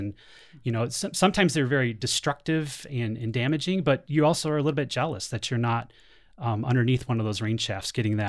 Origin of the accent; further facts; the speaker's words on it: the Thumb of Michigan, United States; now in Arizona, United States; So I'm from Michigan, and I grew up in the thumb of Michigan. So if anybody knows how to look at a Michigan map, the thumb is on the eastern side of the state. Grew up pretty close to Lake Huron